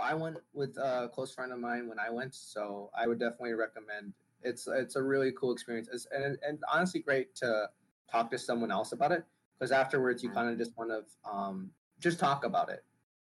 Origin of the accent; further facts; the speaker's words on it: Hanoi, Vietnam; born there; so we flew in at the end for just a short trip to Vietnam, where I was born in Hanoi